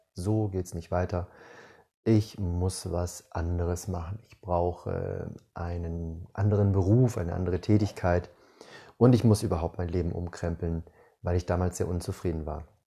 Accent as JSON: {"language": "German", "region": "Northern Germany", "country": "Germany", "tie": "born or raised there", "moved": "as an adult", "lives_now": "Southern Germany, Germany", "said": "Ich bin in Norddeutschland geboren, bin mit 18 umgezogen, habe damals nach der 12. Klasse meine Schullaufbahn beendet und eine Ausbildung gemacht in Süddeutschland, wo ich immer noch wohne"}